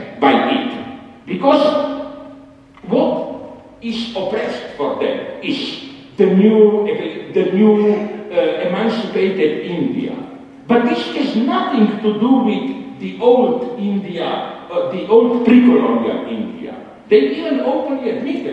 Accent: Slovenia; English is a second language; English was also not my native language

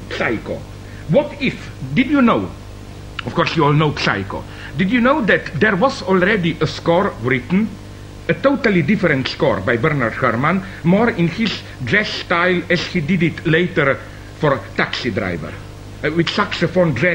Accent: Ljubljana, Slovenia; my hometown, Ljubljana

